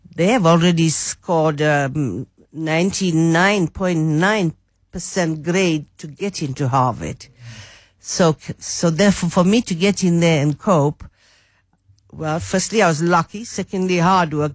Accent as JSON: {"language": "English", "town": "Durban", "region": "KwaZulu-Natal", "country": "South Africa", "tie": "born or raised there", "moved": "as an adult", "said": "I grew up in Durban"}